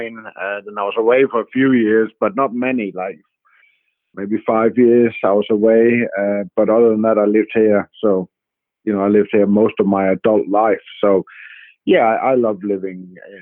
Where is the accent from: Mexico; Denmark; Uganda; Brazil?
Denmark; moved away; before I head off to Denmark to play next week, which would be quite nice to get back to my home nation